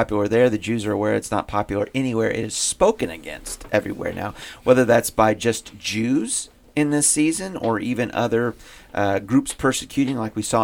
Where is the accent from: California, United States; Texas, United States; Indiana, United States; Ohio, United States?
Indiana, United States; growing up in Indiana